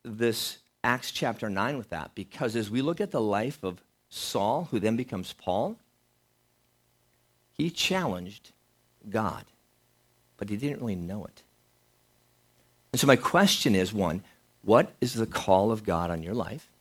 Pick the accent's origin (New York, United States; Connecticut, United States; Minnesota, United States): Minnesota, United States; growing up in Minnesota, growing up on a farm as well